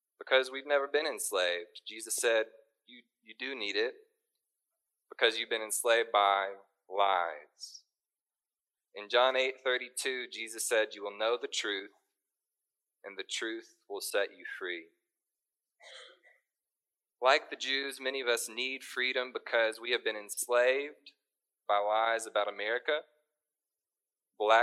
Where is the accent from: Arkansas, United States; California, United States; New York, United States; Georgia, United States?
Arkansas, United States; Little Rock; now in Fayetteville, United States; I was born and raised in Little Rock, and I came to Northwest Arkansas for college and stayed